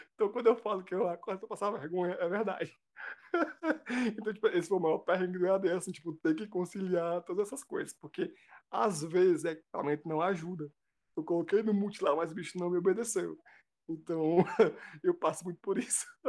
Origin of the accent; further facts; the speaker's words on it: Cascavel, Ceará, Brazil; eu sou de Cascavel, então eu vou e volto de ônibus universitário